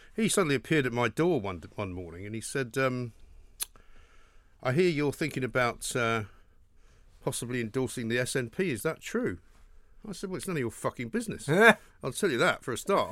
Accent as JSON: {"language": "English", "region": "England", "country": "United Kingdom", "said": "I'd just tell people I was from New York because it was too complicated to say we're from England"}